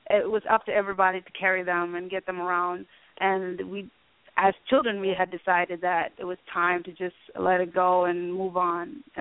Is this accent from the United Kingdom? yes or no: no; Itang, Gambela, Ethiopia; born there; also born or lived in Sudan; I was born in Ethiopia in a refugee camp called Itang.